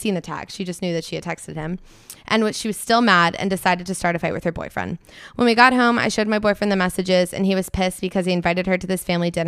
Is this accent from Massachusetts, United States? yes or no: no; New Jersey, United States; I'm from New Jersey. LOL.